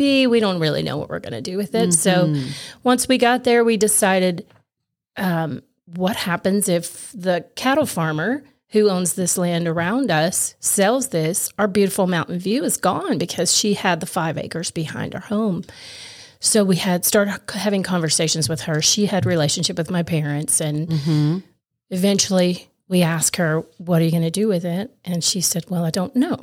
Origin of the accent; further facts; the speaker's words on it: Morristown, Tennessee, United States; also born or lived in Kingsport, Tennessee; I grew up in Morristown, born in Kingsport, grew up in Morristown